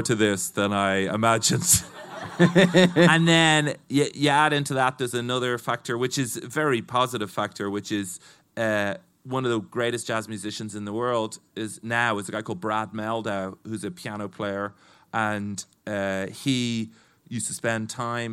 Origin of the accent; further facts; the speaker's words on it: Dublin, Leinster, Ireland; growing up in Dublin as well, I'd always gone to a lot of rock gigs